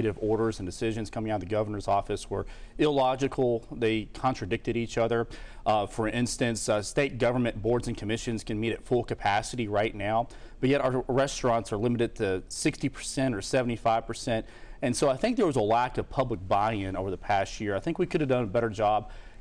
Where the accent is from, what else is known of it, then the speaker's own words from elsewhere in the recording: Georgetown, Kentucky, United States; my hometown of Georgetown, there's plenty of jobs